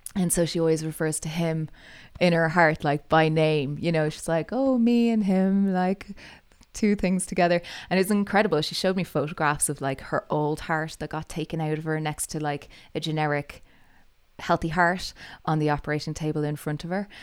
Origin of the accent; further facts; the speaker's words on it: Dublin, Leinster, Ireland; moved away as an adult; also born or lived in Calgary / Edmonton; now in Canada; I'm, I'm Irish, uh, grew up in Dublin